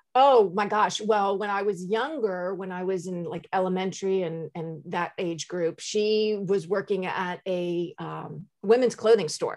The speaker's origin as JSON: {"language": "English", "region": "Maryland", "country": "United States", "tie": "born or raised there", "also_born_or_lived": "Washington, D.C.", "moved": "as an adult", "lives_now": "Jacksonville, United States", "said": "I grew up in Maryland"}